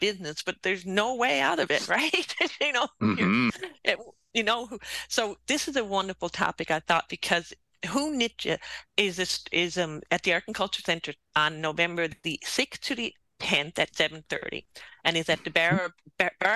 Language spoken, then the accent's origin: English; St. John's, Newfoundland and Labrador, Canada; being a townie